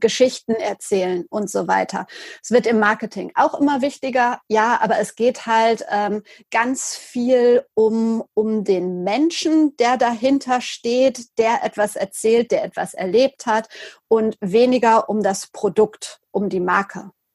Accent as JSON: {"language": "German", "town": "Lüdenscheid", "region": "North Rhine-Westphalia", "country": "Germany", "also_born_or_lived": "Cologne", "said": "für die Lokalzeitung bei uns in Lüdenscheid zu schreiben"}